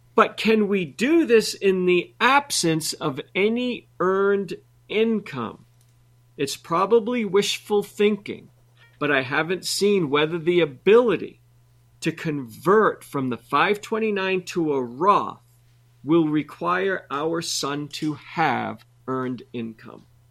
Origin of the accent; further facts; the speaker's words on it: New England, United States; I grew up in New England